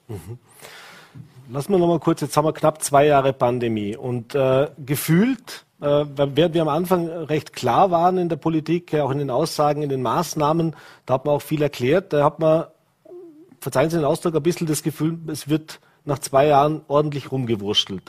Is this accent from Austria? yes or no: yes; Vorarlberg, Austria; wir in Vorarlberg